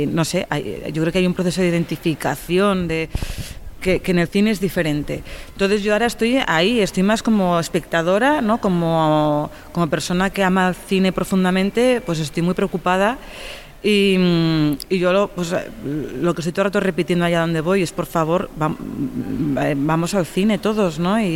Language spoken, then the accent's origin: Spanish; Catalonia, Spain; que se va a rodar en mi pueblo, en Norte de San Juan, en Tarragona